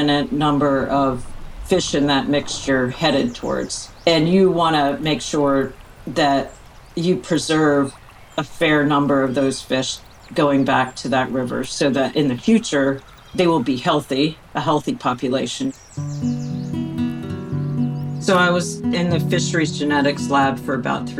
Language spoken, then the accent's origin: English; outside of Philadelphia, Pennsylvania, United States; moved away as an adult; now in Alaska, United States; growing up outside of Philadelphia